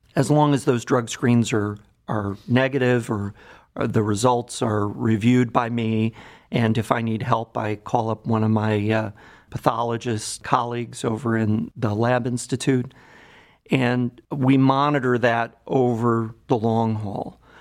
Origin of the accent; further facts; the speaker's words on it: Cleveland, Ohio, United States; also born or lived in Boston; I grew up in Cleveland, so I'm a native Clevelander